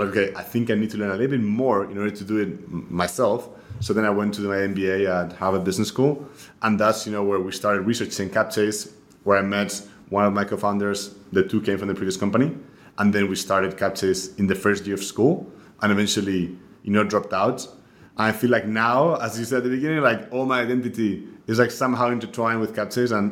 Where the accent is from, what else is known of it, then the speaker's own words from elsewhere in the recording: Spain; moved away as an adult; also born or lived in Munich; now in New York, United States; I'm originally from Spain, so I grew up there